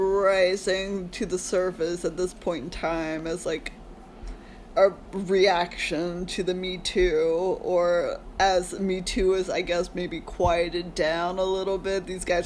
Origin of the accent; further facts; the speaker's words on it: the South, United States; growing up in the South